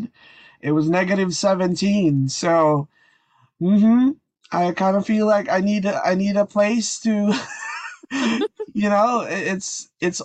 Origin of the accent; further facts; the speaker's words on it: Canada; I'm from Canada